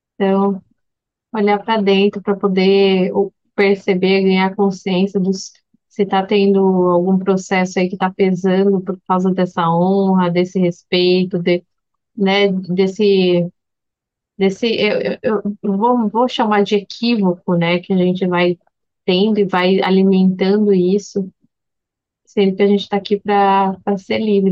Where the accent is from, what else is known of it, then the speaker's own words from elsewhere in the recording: Brazil; como brasileira misturada